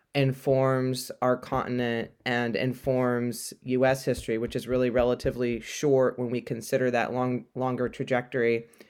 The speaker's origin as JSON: {"language": "English", "region": "California", "country": "United States", "tie": "born or raised there", "said": "I grew up in California"}